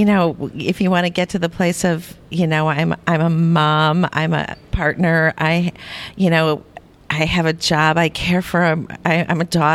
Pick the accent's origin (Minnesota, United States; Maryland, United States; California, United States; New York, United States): Minnesota, United States; Minneapolis; in my hometown here in the Twin Cities